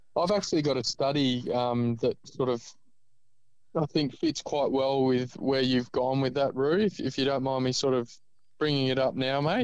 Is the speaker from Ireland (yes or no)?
yes; Ireland; now in Australia; I live in Australia, but I was born in Ireland